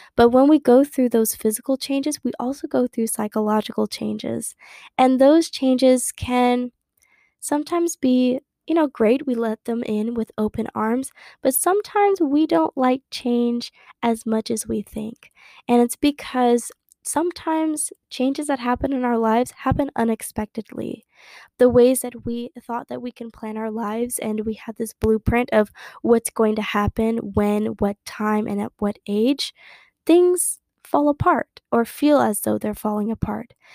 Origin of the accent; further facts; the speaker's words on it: Harlingen, Texas, United States; moved away as an adult; now in Dallas, United States; my hometown, which is Harlingen, Texas, which is near the Gulf of Mexico